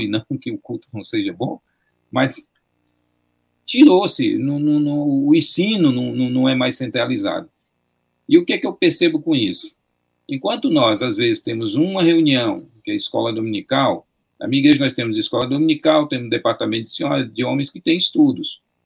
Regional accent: Fortaleza, Ceará, Brazil; originalmente eu cresci dentro de uma igreja batista regular em Fortaleza

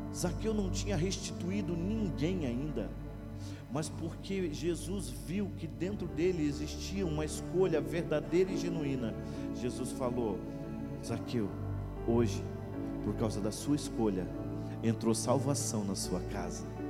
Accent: Paranaguá, Paraná, Brazil; moved away as an adult; now in Itajaí, Brazil; Eu sou paranaense, eu sou de uma cidade chamada Paranaguá, no litoral do Paraná. Eu estou já desde 2002 em Itajaí.

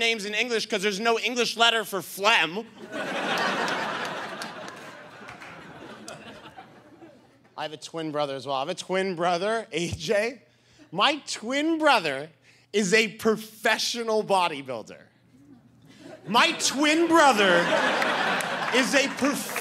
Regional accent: Boston, Massachusetts, United States; I'm from Boston.

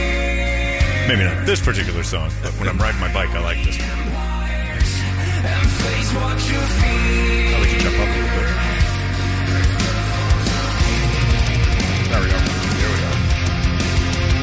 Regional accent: Philadelphia, Pennsylvania, United States; I'm from Philly.

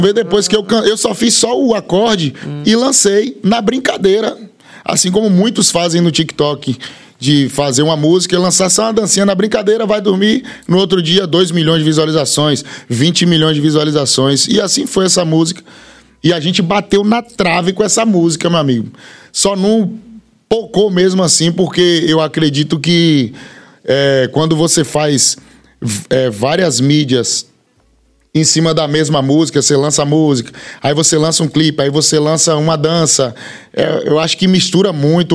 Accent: Bahia, Brazil; also born or lived in Feira de Santana; eu sou da Bahia. Tem gente, eu moro em Feira de Santana

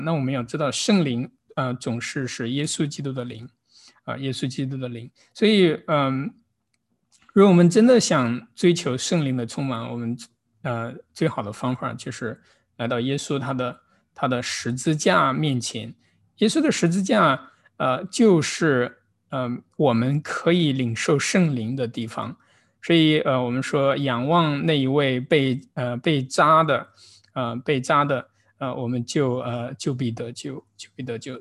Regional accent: Kaifeng, Henan, China; now in Los Angeles, United States; 我来自河南开封

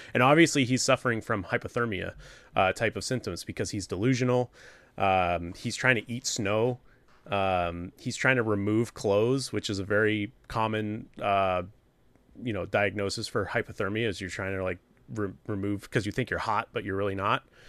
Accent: New Hampshire, United States; it takes place in my home state

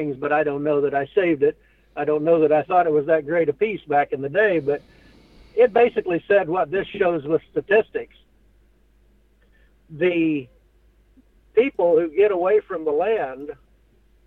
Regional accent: Western Kansas, United States; I grew up in Western Kansas.

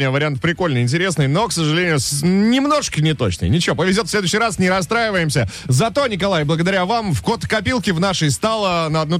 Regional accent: Izhevsk, Udmurtia, Russia; У нас вот, например, в моем родном городе, в Ижевске, в Ижевске. есть э, стелла Дружбы народов, которая в простонародье называется Лыжи Кулаковой.

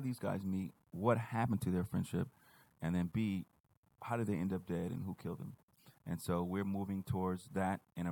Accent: Oakland, California, United States; moved away as an adult; also born or lived in San Diego / Los Angeles; I grew up in East Oakland

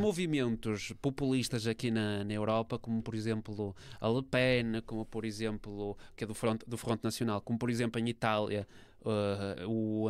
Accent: Portugal; enquanto europeu e enquanto português.

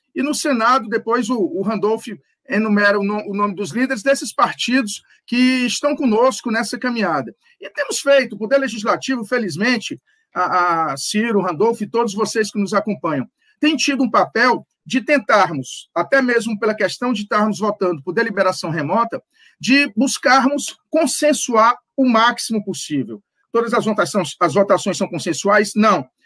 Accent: Northeast Brazil, Brazil; nós três, que somos nordestinos

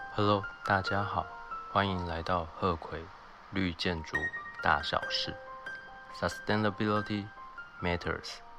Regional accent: Taiwan; 我人在台湾，我在台湾长大

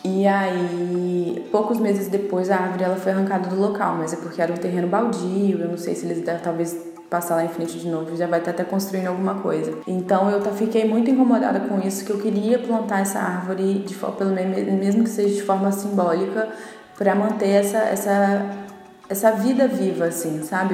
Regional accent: Vila Velha, Espírito Santo, Brazil; a Barra do Jucu, que foi onde eu, foi onde eu fui criada

